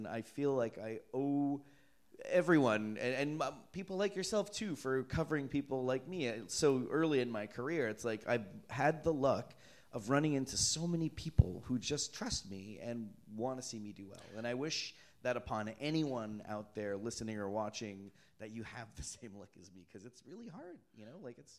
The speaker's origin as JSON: {"language": "English", "town": "Toronto", "region": "Ontario", "country": "Canada", "said": "Yeah, I'm from Canada, eh? So are there any Canadians out here?"}